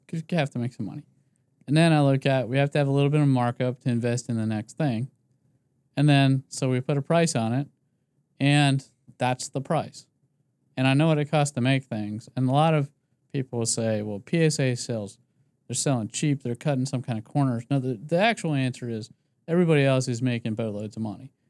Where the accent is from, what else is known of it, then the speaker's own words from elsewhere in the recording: Philadelphia, Pennsylvania, United States; I'm from Philadelphia or outside of Philadelphia.